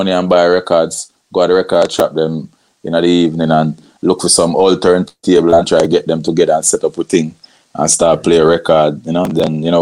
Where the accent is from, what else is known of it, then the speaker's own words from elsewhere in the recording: Montego Bay, Saint James, Jamaica; I grew up in Montego Bay, you know what I mean? St. James.